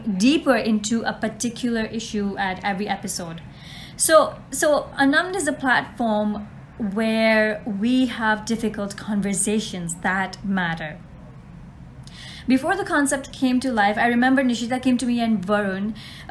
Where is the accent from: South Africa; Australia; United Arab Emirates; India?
United Arab Emirates; Dubai; I'm born and raised in Dubai